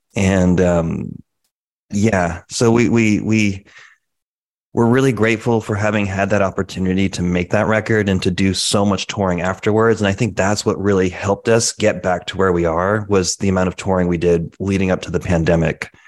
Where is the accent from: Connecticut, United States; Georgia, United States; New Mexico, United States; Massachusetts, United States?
Connecticut, United States; both originally from Connecticut. We grew up there